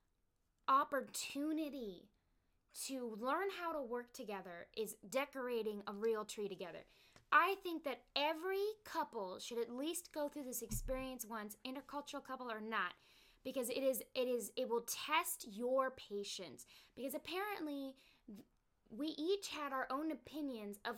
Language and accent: English; United States; I'm American